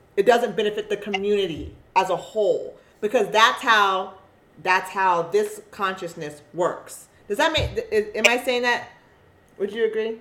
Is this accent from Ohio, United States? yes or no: no; Eugene, Oregon, United States; my experience living as a black woman, growing up in Eugene